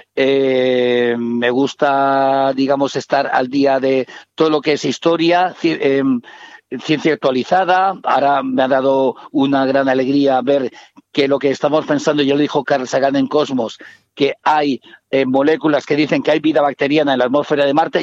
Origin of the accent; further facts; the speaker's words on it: Barcelona, Catalonia, Spain; Yo que soy de Barcelona